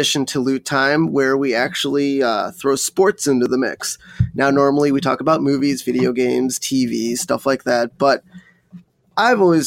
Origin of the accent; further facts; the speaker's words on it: Wisconsin, United States; I grew up in Wisconsin, so I went to Brewers games going up.